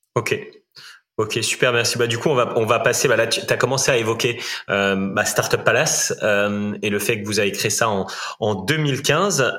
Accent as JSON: {"language": "French", "area": "Rennes and Saint-Malo", "region": "Brittany", "country": "France", "said": "je suis breton. Hein. Je, je, suis breton aussi, plutôt de Rennes et de Saint-Malo"}